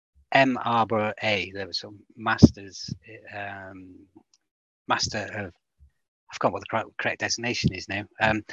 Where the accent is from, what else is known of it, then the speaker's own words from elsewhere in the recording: Welsh, Wales, United Kingdom; being Welsh